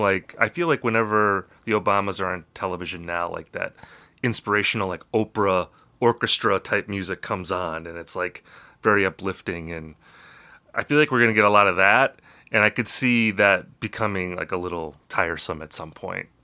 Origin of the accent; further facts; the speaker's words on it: Appleton, Wisconsin, United States; I'm from Appleton, Wisconsin